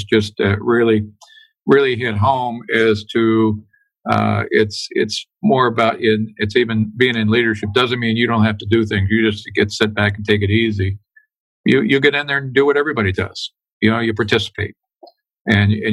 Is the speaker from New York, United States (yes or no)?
no; Chillicothe, Ohio, United States; I grew up in Chillicothe, Ohio, southern Ohio